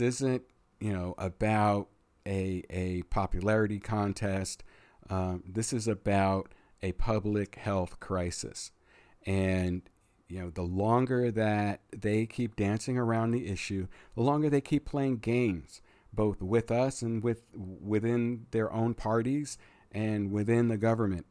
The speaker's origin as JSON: {"language": "English", "country": "United States"}